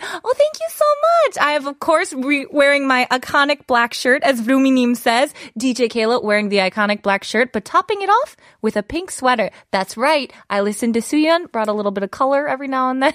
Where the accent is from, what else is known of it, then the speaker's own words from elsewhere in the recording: Wisconsin, United States; moved away as an adult; now in Seoul, South Korea; I am from Wisconsin and we have snow and winter that lasts pretty much from October until about May